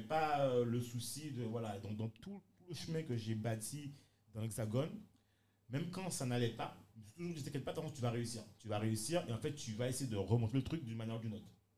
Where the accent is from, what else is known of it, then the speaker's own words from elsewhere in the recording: Guadeloupe; moved away; also born or lived in France / England; j'étais Guadeloupéen ou même Antillais